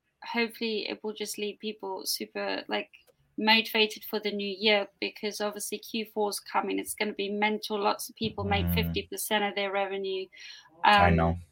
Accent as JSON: {"language": "English", "country": "South Africa", "tie": "born or raised there", "said": "I was born in South Africa"}